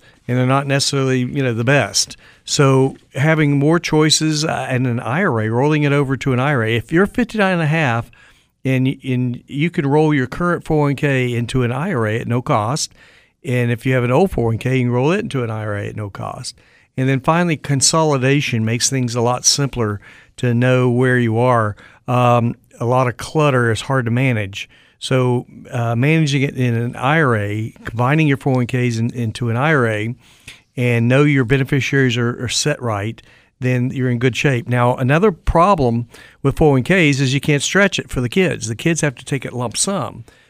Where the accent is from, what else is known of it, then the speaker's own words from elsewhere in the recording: Raleigh, North Carolina, United States; I said, well, we're from Raleigh.